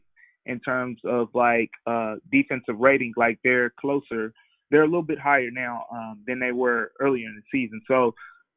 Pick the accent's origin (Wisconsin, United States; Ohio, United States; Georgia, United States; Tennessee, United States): Tennessee, United States; Memphis; I'm from Memphis